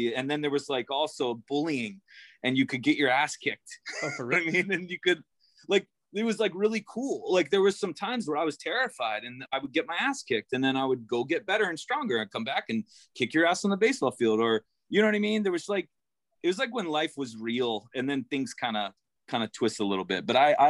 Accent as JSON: {"language": "English", "town": "Tenafly", "region": "New Jersey", "country": "United States", "tie": "born or raised there", "also_born_or_lived": "Florida", "said": "I feel like I grew up in Jersey. And then we went to Florida and went everywhere."}